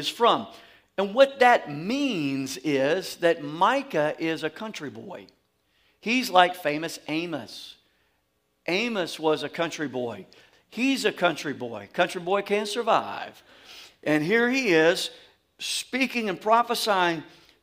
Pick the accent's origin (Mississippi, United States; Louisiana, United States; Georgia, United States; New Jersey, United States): Louisiana, United States; accent: deep fried dirty South; I'm from Louisiana